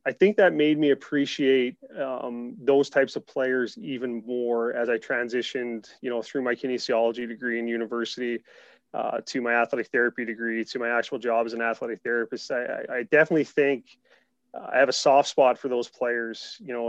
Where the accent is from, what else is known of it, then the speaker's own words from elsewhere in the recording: Mount Pearl, Newfoundland and Labrador, Canada; I was a fairly active child growing up in Mount Pearl, Newfoundland